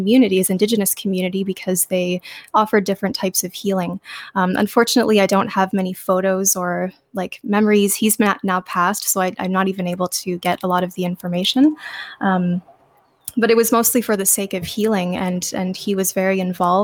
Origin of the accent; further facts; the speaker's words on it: Ontario, Canada; also born or lived in Alberta, Canada / Sault Ste. Marie; I was born in Alberta, Canada. And my parents were both more from the eastern side of Canada, so we eventually moved when I was 6 years old. We came back to Ontario